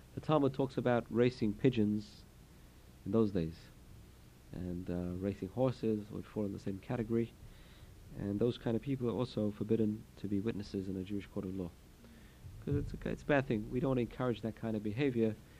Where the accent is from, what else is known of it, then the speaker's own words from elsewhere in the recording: England, United Kingdom; moved away; I come from England